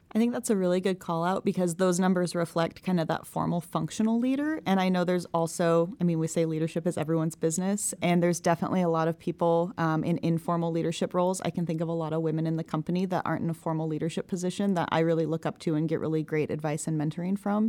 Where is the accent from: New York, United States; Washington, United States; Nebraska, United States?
Nebraska, United States; Omaha; I'm originally from Omaha